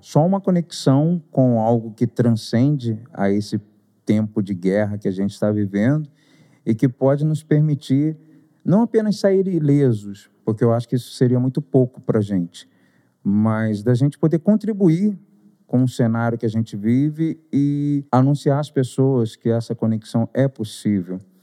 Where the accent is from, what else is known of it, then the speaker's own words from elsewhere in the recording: Rio de Janeiro, Brazil; also born or lived in Butantã, São Paulo; now in São Paulo, Brazil; Sou conhecido como …